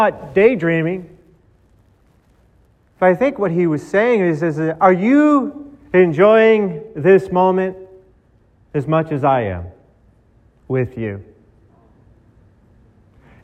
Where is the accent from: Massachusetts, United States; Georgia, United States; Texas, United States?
Massachusetts, United States; Boston; Growing up in Boston